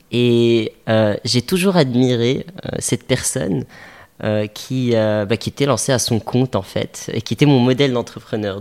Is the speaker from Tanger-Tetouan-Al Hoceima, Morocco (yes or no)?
no; Casablanca, Casablanca-Settat, Morocco; j'ai grandi à Casa effectivement. Euh, on s'est installé à Casa avec ma famille. J'avais l'âge de 6 ans. j'ai grandi ici